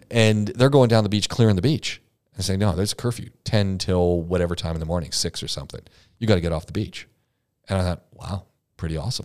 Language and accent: English; Southern Ontario, Canada; I come from Southern Ontario is where I grew up